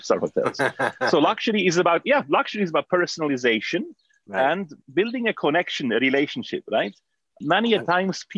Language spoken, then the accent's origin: English; Switzerland; I grew up in Switzerland.